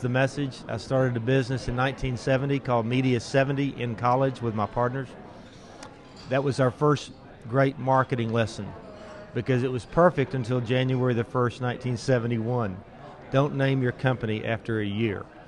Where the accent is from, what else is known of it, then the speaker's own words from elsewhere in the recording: Austin, Texas, United States; I'm from Austin